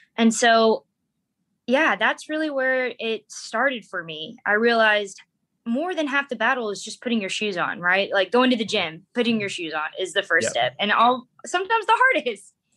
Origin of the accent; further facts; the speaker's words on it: United States; moved away as an adult; also born or lived in Darwin, Australia; now in Oklahoma, United States; American by birth